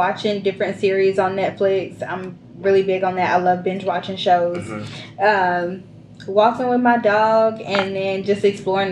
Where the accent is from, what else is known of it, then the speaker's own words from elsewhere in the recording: Florence, South Carolina, United States; also born or lived in Charleston, South Carolina; I'm originally from Florence, South Carolina.